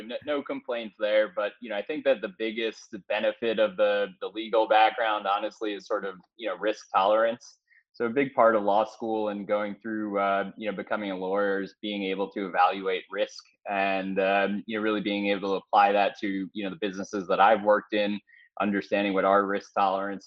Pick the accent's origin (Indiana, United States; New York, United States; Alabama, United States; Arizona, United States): New York, United States; New York City; I grew up in New York City